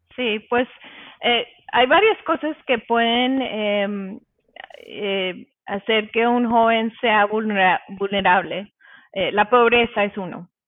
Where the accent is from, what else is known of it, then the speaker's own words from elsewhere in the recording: Colombia; yo vengo de Colombia